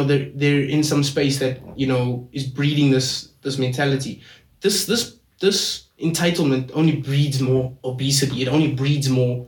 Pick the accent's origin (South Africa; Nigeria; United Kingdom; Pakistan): South Africa; We are from South Africa, so therefore we are African